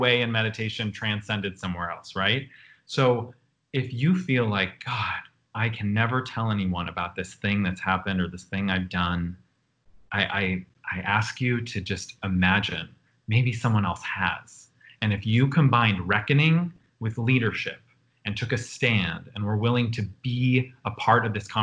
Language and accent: English; Buffalo, New York, United States; as a little queer kid growing up in Buffalo